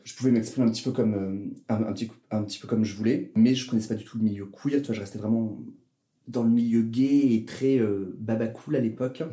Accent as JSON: {"language": "French", "town": "Toulouse", "region": "Occitania", "country": "France", "tie": "born or raised there", "also_born_or_lived": "Grenoble", "moved": "as an adult", "lives_now": "Paris, France", "said": "Je suis né à Toulouse, dans le sud de la France"}